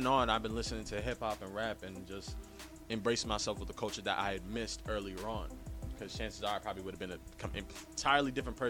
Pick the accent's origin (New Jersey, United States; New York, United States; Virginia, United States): New York, United States; New York City; I'm 21. I'm a Bronx native. I was born not too far away from here, actually. I was born in St. Mary's Hospital. I originally, grew up here until I was 5, and then I lived here until I was 15 in Kingsbridge Road, near the Jerome Avenue